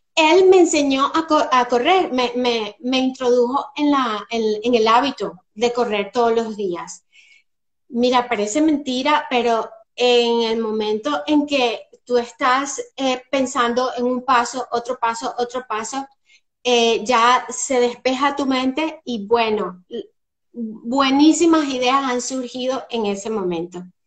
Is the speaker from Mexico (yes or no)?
no; Venezuela; moved away as an adult; also born or lived in Spain / England; now in Scotland, United Kingdom; Soy venezolana, y bueno, después de un largo peregrinaje por varios países, entre ellos España, Inglaterra